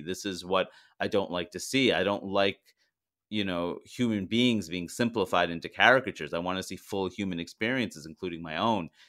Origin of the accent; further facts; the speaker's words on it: New York City, New York, United States; also born or lived in London, United Kingdom; growing up in New York